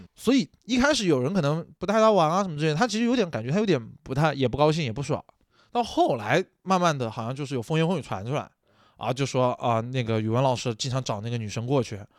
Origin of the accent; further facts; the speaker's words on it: Nanchang, Jiangxi, China; 我们南昌话里面叫做什么呢？叫做罗汉，或者说这些人叫打锣的